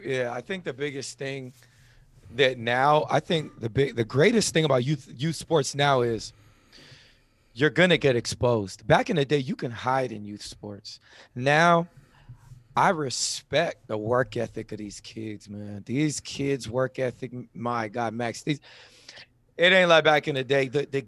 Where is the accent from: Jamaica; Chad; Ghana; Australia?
Jamaica; I'm a Jamaican. I got jobs.